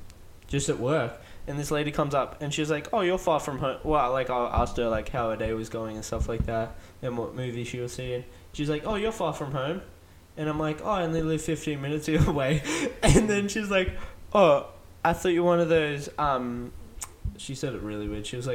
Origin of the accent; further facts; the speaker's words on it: Australia; I'm Australian.